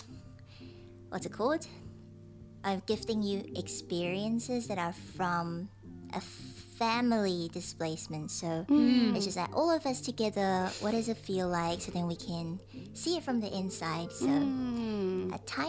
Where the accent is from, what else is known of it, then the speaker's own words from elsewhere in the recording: Taiwan; now in New Zealand; I'm from Taiwan